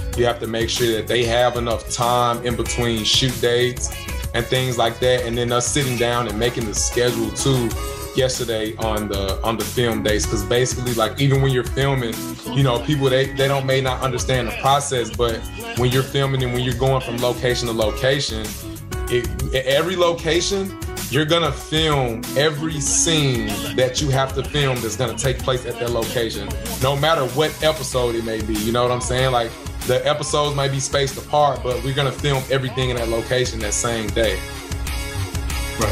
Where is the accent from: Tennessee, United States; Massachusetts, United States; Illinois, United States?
Tennessee, United States; Memphis; moved away as an adult; now in Los Angeles, United States; being in Memphis in my hometown